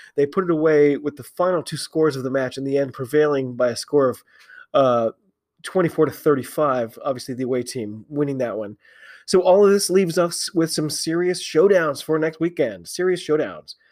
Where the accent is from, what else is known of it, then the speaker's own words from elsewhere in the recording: United States; I'm an American